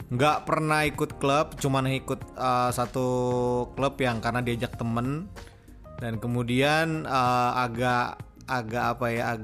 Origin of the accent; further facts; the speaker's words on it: Bogor, West Java, Indonesia; Ya, gue asal dari Bogor.